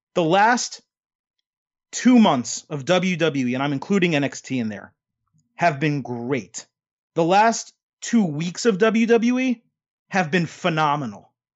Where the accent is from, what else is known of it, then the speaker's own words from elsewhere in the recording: United States; I am an American